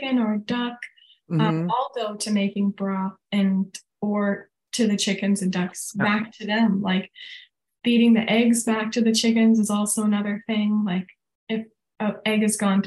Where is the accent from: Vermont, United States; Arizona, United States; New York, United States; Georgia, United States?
Vermont, United States; now in Colorado, United States; I'm from Vermont